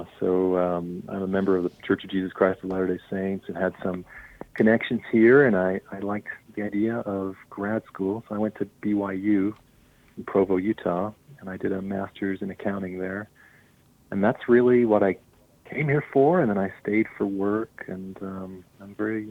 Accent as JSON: {"language": "English", "country": "Ireland", "tie": "born or raised there", "moved": "as an adult", "lives_now": "United States", "said": "I am from Ireland, born and raised in Ireland."}